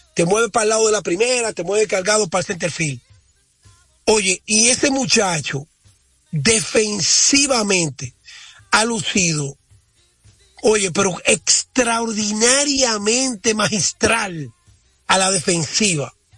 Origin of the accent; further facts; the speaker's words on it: Dominican Republic; yo estoy muy orgulloso como dominicano